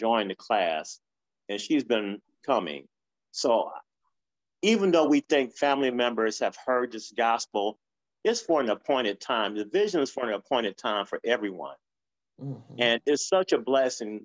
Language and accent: English; Detroit, Michigan, United States; I grew up in Detroit